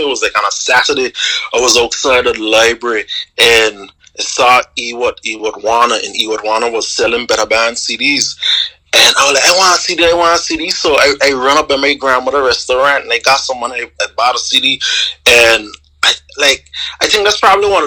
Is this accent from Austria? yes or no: no; Anguilla; I'm from Anguilla